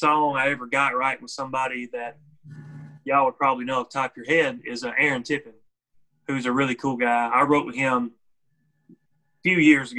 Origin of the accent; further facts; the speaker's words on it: Possum Trot, Tennessee, United States; I could tell them, oh, I'm an hour south of Nashville, or I could tell them I'm from Possum Trot, Tennessee.